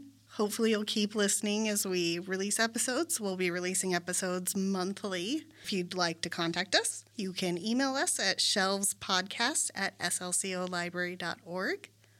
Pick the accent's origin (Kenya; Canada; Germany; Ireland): Germany; born there; I was also not born in the United States. I was born in Germany.